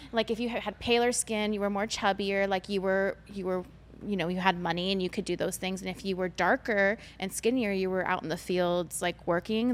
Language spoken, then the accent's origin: English; United States; I'm an, Amer- an American Asian. I'm not from China